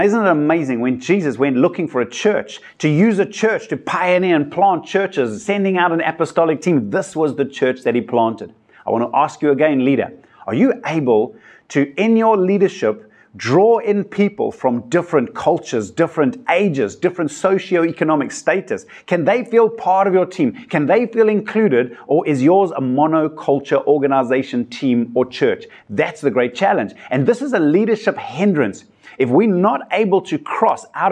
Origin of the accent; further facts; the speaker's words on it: South Africa; I come from South Africa where we've got such a diversity of cultures